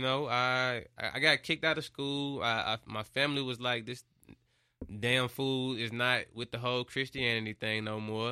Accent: Memphis, Tennessee, United States; I'm from Memphis, Memphis is one of the cities that's, like, got the most poverty

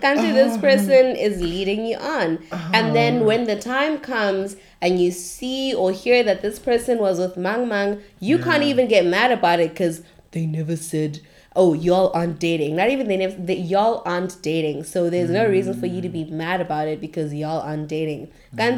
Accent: Johannesburg, Gauteng, South Africa; moved away; also born or lived in Cape Town

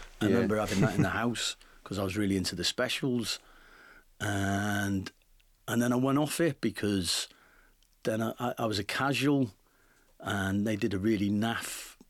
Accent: North West England, United Kingdom; And then, you know, I grew up in the Northwest, so we used to go, to Morecambe.

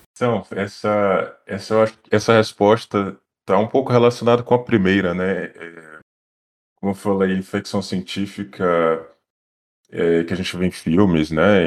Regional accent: Bahia, Brazil; first language Portuguese; moved away as an adult; now in France; eu sou baiano, fiz na Universidade Federal da Bahia

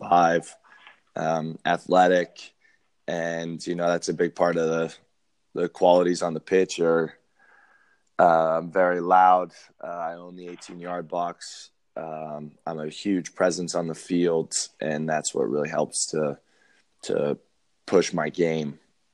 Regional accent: Montana, United States; moved away as an adult; also born or lived in Colorado / Australia / New Zealand; now in Phoenix, United States; I'm 28 years old. I grew up in Montana. I was born in Colorado, but spent the first 4 years of my life in Australia and New Zealand.

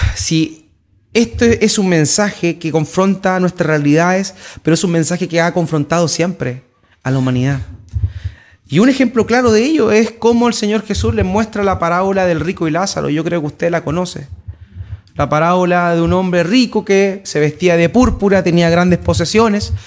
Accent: Antofagasta, Chile; Estamos en Antofagasta, nos consideramos antofagastinos, yo igual me considero antofagastino.

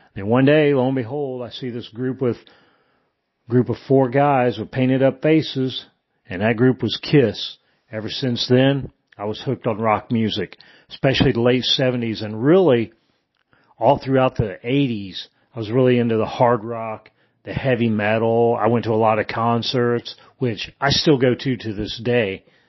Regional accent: Indiana, United States; moved away as an adult; also born or lived in Germany; I am originally from Indiana. I was born and raised there, and I grew up in a small town where everybody knew everybody

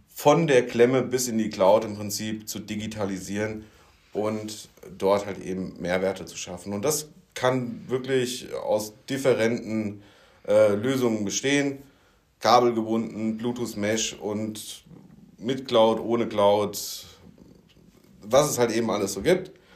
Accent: Rhine-Main, Germany; ich komme aus der Region Rhein-Main

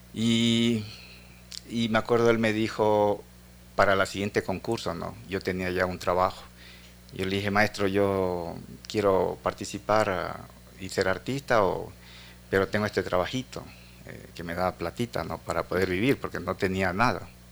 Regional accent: Esmeraldas, Ecuador; Esmeralda, que es mi tierra natal

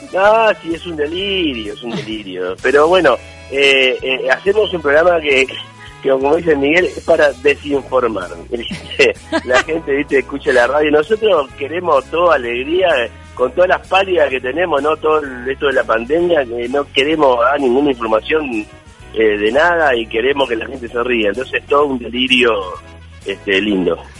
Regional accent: Montevideo, Uruguay; moved away; Llegué a jugar llegué a jugar en la reserva de mi club, de Racing Club de Montevideo.

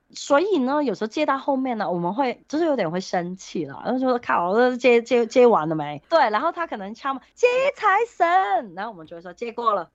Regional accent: Hong Kong; moved away as an adult; now in Taoyuan, Taiwan; 我在香港结婚之后，我有一年是留在香港的那个时候

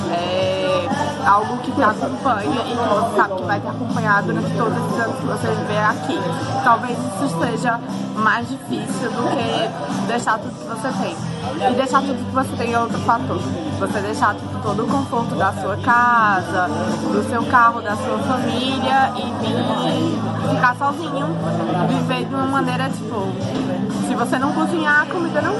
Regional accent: Caruaru, Pernambuco, Brazil; moved away as an adult; now in Buenos Aires, Argentina; Caruaru, que é o lugar de onde eu vim

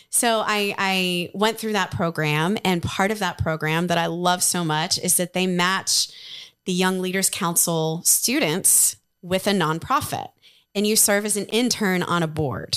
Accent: Ohio, United States; moved away as an adult; now in Nashville, United States; when I moved to Nashville from, from Ohio back in two thousand eight

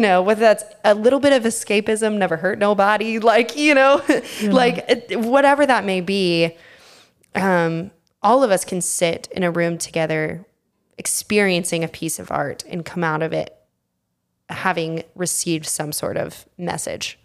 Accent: Texas, United States; now in New York, United States; I grew up in Texas

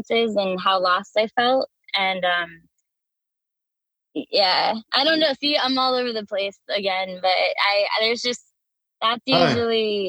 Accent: Washington, United States; now in California, United States; I grew up in Washington State.

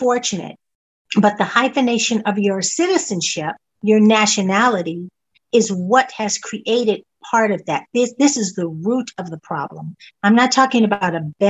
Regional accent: California, United States; also born or lived in England; born and raised in California

